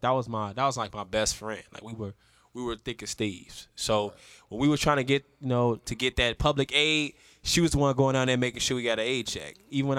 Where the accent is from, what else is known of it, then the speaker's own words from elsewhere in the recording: Chicago, Illinois, United States; I'm from Chicago, man.